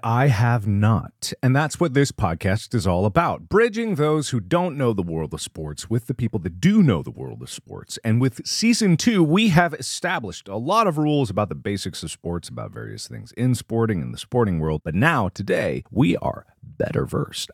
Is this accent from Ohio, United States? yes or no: yes; Cincinnati, Ohio, United States; Bengals, my hometown.